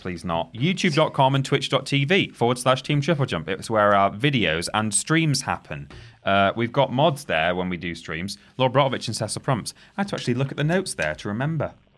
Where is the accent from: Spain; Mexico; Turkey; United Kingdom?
United Kingdom; England; We are English.